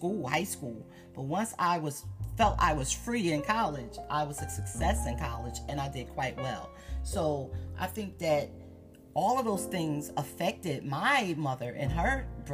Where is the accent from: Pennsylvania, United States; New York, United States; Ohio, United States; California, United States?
Pennsylvania, United States; Philadelphia; I was born here in Philadelphia.